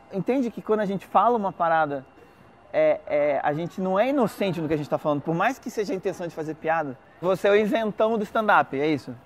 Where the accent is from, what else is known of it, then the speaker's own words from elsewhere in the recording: Brazil; a gente é brasileiro, fala português